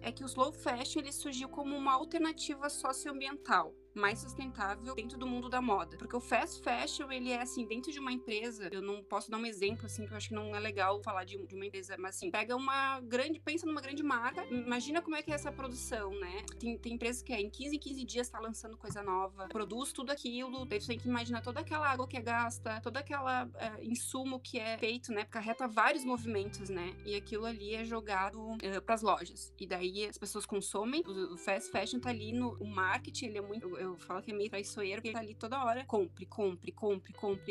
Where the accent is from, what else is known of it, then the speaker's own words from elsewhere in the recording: Porto Alegre, Rio Grande do Sul, Brazil; also born or lived in Nova Petrópolis; eu sou de Porto Alegre e eu moro uh, entre, entre duas cidades, Porto Alegre e Nova Petrópolis